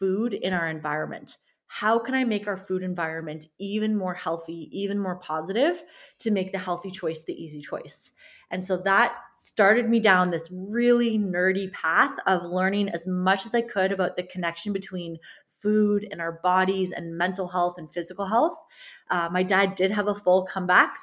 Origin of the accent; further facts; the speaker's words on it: Canada; I'm a Canadian registered dietitian and sports nutritionist